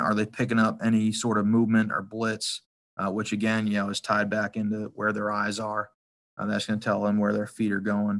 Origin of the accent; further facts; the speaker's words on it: Massachusetts, United States; I grew up in Massachusetts, you know, played my college ball in Massachusetts